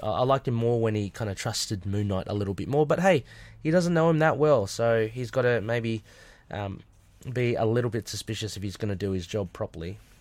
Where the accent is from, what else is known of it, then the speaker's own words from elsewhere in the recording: Australia; I'm Australian